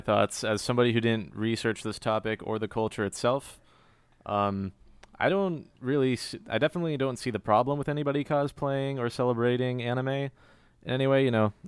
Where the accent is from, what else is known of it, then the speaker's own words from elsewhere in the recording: Cary, North Carolina, United States; also born or lived in Long Island, New York; I'm from Cary, which some people uh, refer like some people say Cary stands for Containment Area for Relocating Yankees. Can confirm I was born born in Long Island, New York, and we moved there when I was a baby